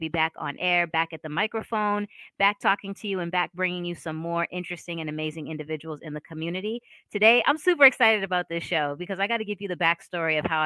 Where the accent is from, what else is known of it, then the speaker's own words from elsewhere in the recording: Boston, Massachusetts, United States; also born or lived in Philadelphia / New York; now in Savannah, United States; I'm from Boston. I went to school in Philadelphia, and then I moved to New York, and now I'm down in Savannah